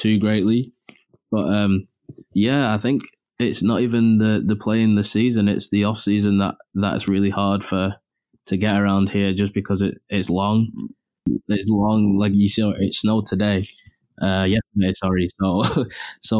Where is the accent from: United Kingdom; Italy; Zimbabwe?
United Kingdom; England; moved away as an adult; now in Cape Breton, Canada; us being English